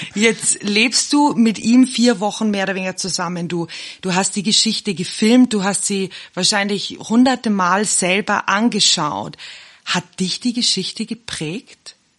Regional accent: Bavaria, Germany; now in South Africa; Wir sind ja beide aus Bayern

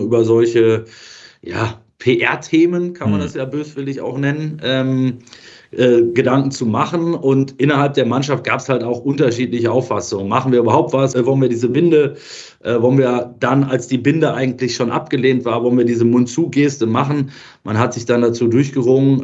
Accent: Germany; aus Deutschland

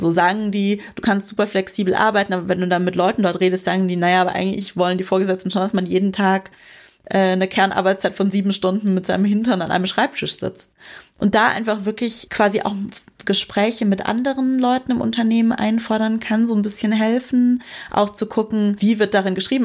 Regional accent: Bavaria, Germany; ich komm vom Dorf und da war man dann halt früher so im Sportverein engagiert oder keine Ahnung, ich komme aus Bayern im Schützenverein

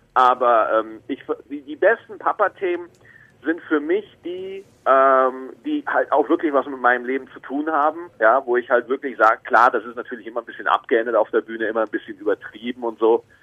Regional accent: Bavaria, Germany; now in Cologne, Germany; Ich bin dann von Bayern, also ich bin ja in Bayern geboren, bin dann nach Köln gezogen

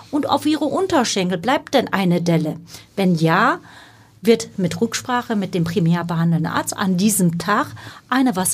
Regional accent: Turkey; born there; first language Turkish; also die, mh, Ursprungssprache ist Türkisch, das haben Sie sehr schön gesagt.

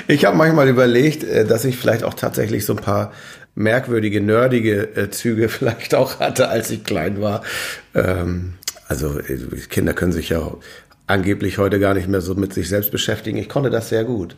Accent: Dithmarschen, Schleswig-Holstein, Germany; moved away as an adult; also born or lived in Meldorf; now in Hamburg, Germany; Ich bin Dithmarscher in Hamburg.

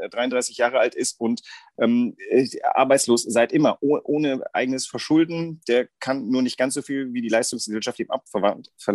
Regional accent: Germany; bei uns Deutschen

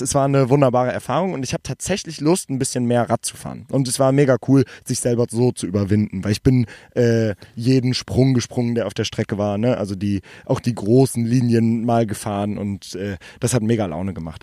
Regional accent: Germany; ich bin aus Deutschland

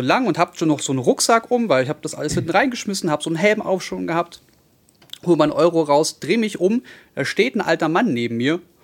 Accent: Berlin, Germany; also born or lived in Hellersdorf-Marzahn; als gute Berliner der in Neukölln groß geworden ist, beziehungsweise 14 Jahre lang gelebt hat

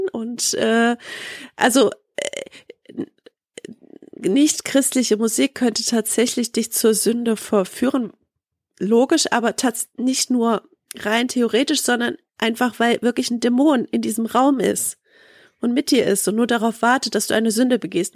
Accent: Leipzig, Saxony, Germany; ich komme ja in Leip aus Leipzig

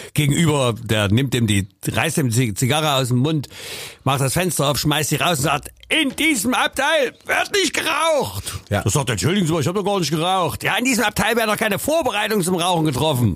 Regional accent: Leipzig, Saxony, Germany; Ich komme aus Leipzig Mitte und nicht aus Mainz

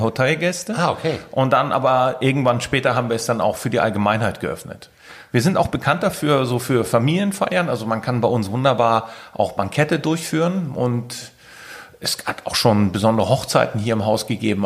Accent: Keitum, Schleswig-Holstein, Germany; Ich bin ein gebürtiger Sylter, Kaitumer

